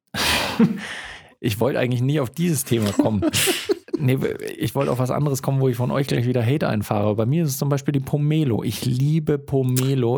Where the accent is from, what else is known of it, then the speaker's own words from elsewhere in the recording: Germany; ich bin in Deutschland aufgewachsen